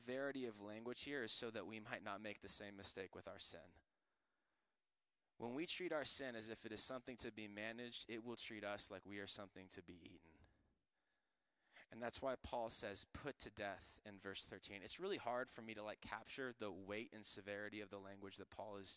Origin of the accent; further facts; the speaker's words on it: Florida, United States; I'm from Florida, and on golf courses, we deal with alligators